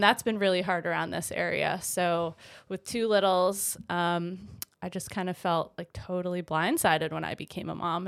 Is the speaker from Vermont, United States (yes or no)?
yes; Vermont, United States; moved away as an adult; also born or lived in Greensboro, North Carolina; I'm originally from Vermont. I, uh, grew up there, um, for about twenty-four years.